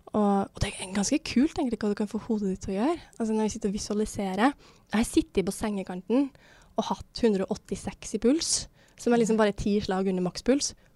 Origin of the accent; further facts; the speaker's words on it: Levanger, Trøndelag, Norway; moved away; var jeg hjemme i Levanger, da, der som jeg kommer fra